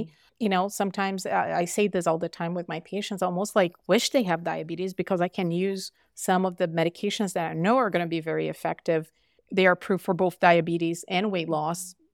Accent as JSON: {"language": "English", "country": "Brazil", "moved": "yes", "lives_now": "Utah, United States", "said": "I'm from Brazil"}